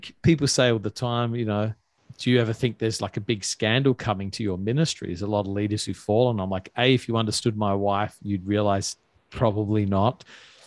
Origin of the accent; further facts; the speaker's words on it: Australia; moved away as an adult; now in New York, United States; I'm from Australia